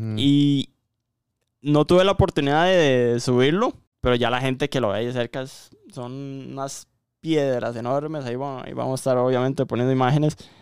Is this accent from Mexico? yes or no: no; Costa Rica; aquí en Costa Rica